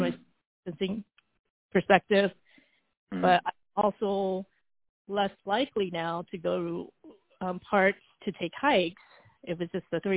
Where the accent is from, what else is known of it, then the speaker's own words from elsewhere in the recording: Texas, United States; also born or lived in Taiwan; I was born in Taiwan and we immigrated to Texas when I was around 7